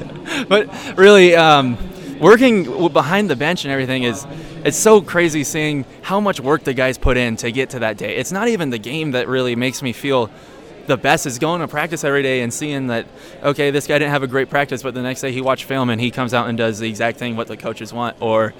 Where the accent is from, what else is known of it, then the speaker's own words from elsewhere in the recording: Washington, United States; also born or lived in Whidbey Island / San Diego; So I'm kind of from everywhere in Washington. I grew up in the Yakima Valley, and then I moved to Whidbey Island, and that's where I graduated high school from Oak Harbor High School.